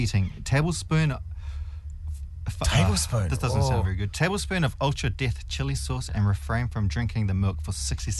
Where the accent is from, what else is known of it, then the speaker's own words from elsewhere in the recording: Auckland, New Zealand; I'm from Auckland.